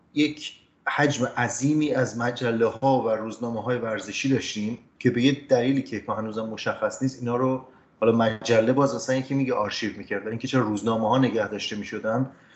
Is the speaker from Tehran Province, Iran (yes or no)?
no; Ramsar, Mazandaran, Iran; ما خب کودکی توی رامسر زندگی میکردیم شهرستان رامسر در شمال ایران